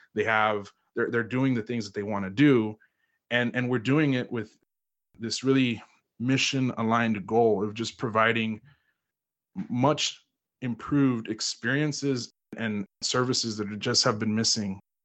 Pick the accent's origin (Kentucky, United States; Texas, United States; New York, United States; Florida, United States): Texas, United States; Houston; I was born and raised in Houston, Texas